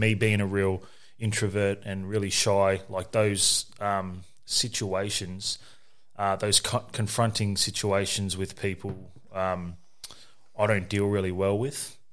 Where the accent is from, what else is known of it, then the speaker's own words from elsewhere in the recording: Nerang, Queensland, Australia; also born or lived in Moree, New South Wales / South Brisbane, Queensland; we were raised on the Gold Coast in Narang, um, by my mother